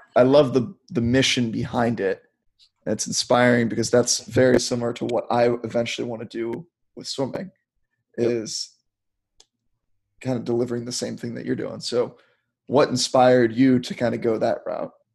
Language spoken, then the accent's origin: English; Maryland, United States; growing up in Maryland